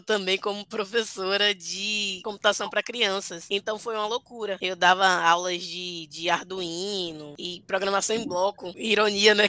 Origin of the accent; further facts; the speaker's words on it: Bahia, Brazil; eu sou da Bahia, só estudava na Bahia, só trabalhava na Bahia